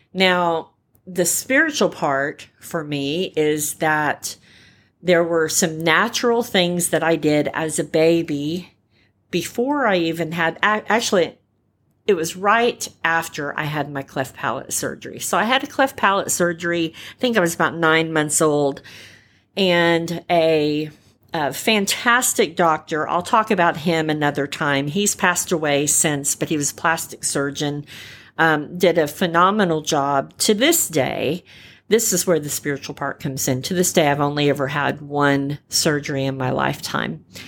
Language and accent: English; California, United States; I'm a California girl by birth. I was born in California